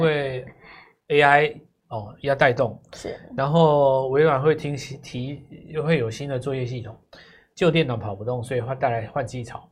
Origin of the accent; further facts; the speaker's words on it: Taiwan; 我台湾人